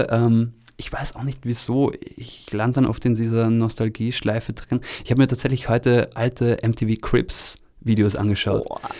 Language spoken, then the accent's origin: German; Vorarlberg, Austria; accent: Vorarlberg dialect; Aber ich, ich komme ja aus Vorarlberg und, und ähm, ich, ich kenne auch ein paar andere Leute, die aus Vorarlberg kommen.